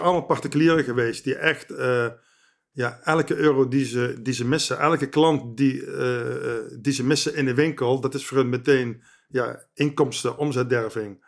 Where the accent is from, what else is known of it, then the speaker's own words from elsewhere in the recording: Eindhoven, North Brabant, Netherlands; moved away as an adult; also born or lived in the west of the Netherlands; geboren in Eindhoven en sinds ongeveer 7 jaar woonachtig in het Westen